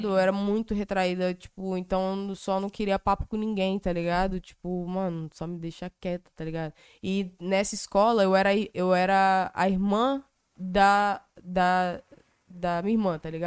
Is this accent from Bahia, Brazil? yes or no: no; Cariacica, Espírito Santo, Brazil; born there; rolou um evento aonde, no, na cidade que eu nasci, em Cariacica, tá ligado?